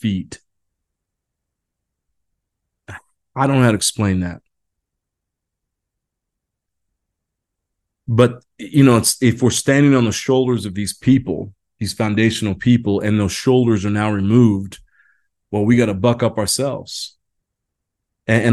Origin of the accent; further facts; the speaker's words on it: Indiana, United States; moved away; I grew up in Indiana, basketball, Hoosier country